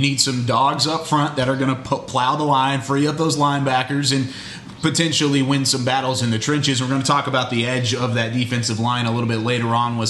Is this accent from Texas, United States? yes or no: yes; Waco, Texas, United States; I grew up in Waco